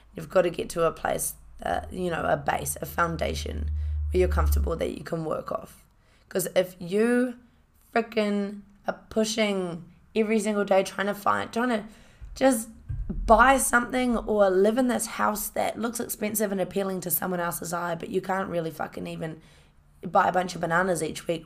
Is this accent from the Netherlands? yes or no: no; Hamilton, Waikato, New Zealand; I grew up in a, in a, uh, city called Hamilton, went to Hamilton Girls High School.